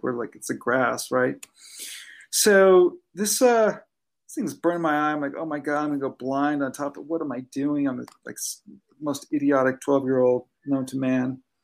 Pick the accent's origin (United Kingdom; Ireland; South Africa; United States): United States; Southern California; I grew up in Southern California